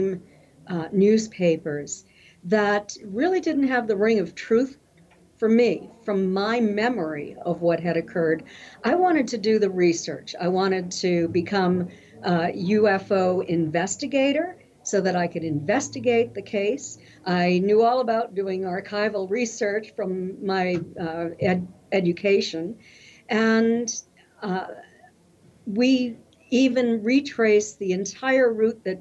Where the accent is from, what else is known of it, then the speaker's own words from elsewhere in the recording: Kingston, New Hampshire, United States; moved away as an adult; also born or lived in Cincinnati, Ohio; I grew up in Kingston, New Hampshire, small town in New Hampshire